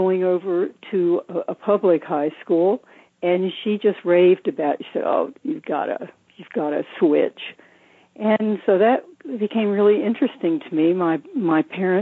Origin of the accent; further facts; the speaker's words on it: Charlotte, North Carolina, United States; also born or lived in San Francisco Bay Area / Hawaii Island; now in Maui, United States; I was born in Charlotte, North Carolina